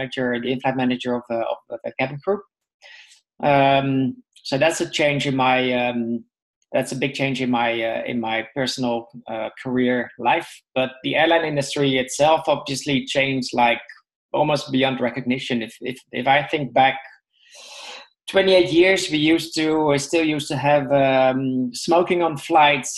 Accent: Netherlands; I was born in the Netherlands.

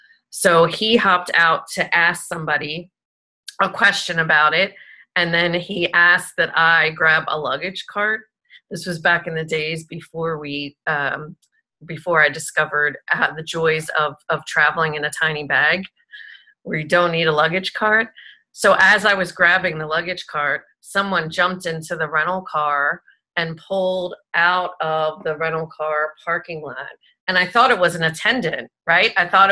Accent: Italy; So I was on that trip with my ex-husband, and I'm Italian, and I'm from Italy, so it was a really special experience.

